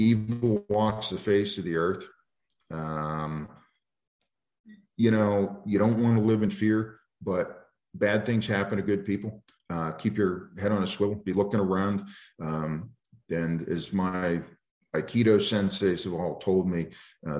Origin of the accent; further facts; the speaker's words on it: East Coast, United States; now in Montana, United States; I grew up on the East Coast, and it's just a different world.